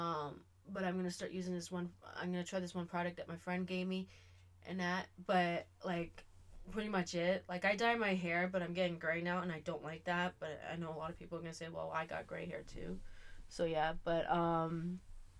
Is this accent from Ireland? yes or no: no; Canada; I'm Canadian